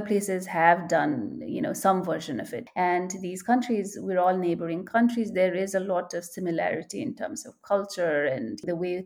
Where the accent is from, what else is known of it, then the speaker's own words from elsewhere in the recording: Nepal; I am from Nepal